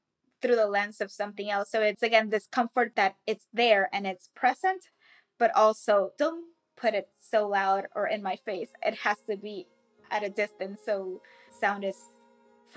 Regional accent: Carolina, Puerto Rico; I grew up in Carolina, which is also the birthplace of reggaeton

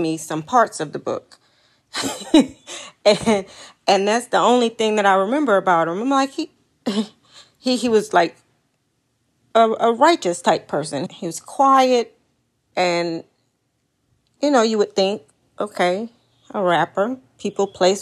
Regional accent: Slidell, Louisiana, United States; I am from Slidell, Louisiana.

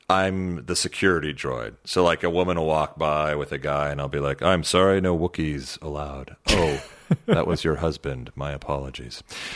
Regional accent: Huntington Beach, California, United States; Like, I grew up in Huntington Beach. I went to Disneyland my whole life growing up

